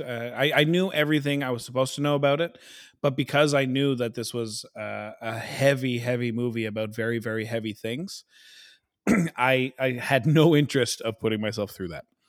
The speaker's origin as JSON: {"language": "English", "country": "Canada", "said": "we're so Canadian"}